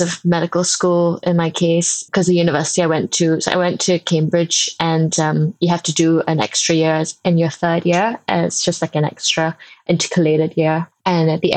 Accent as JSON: {"language": "English", "country": "Singapore", "tie": "born or raised there", "moved": "as an adult", "lives_now": "United Kingdom", "said": "I grew up in Singapore. So I actually spent the first 18 years of my life in Singapore."}